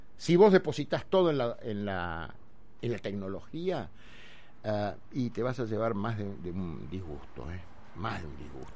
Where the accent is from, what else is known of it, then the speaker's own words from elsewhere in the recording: Argentina; Hoy en la Argentina, 2021, ¿qué somos los argentinos?